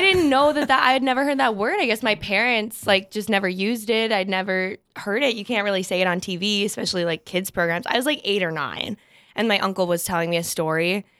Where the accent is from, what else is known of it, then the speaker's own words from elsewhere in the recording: Fargo, North Dakota, United States; I'm from Fargo, born and raised